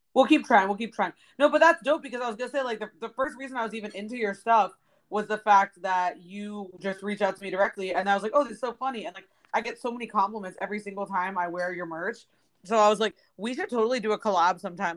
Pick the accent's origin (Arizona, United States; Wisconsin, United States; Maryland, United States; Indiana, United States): Maryland, United States; Bethesda; moved away as an adult; now in Los Angeles, United States; I'm originally from uh, Bethesda, Maryland, right next to Washington D.C.